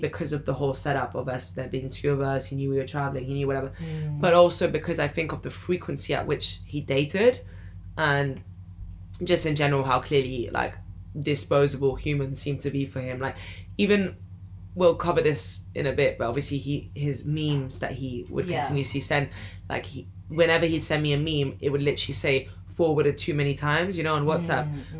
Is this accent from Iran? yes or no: yes; Iran; as soon as I said I was from Iran